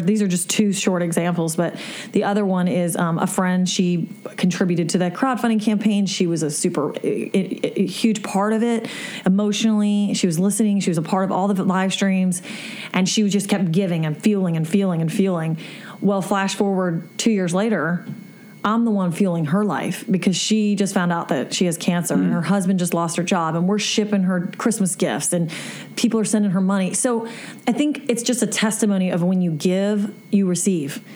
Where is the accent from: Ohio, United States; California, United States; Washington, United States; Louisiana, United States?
Louisiana, United States; South; I'm from South Louisiana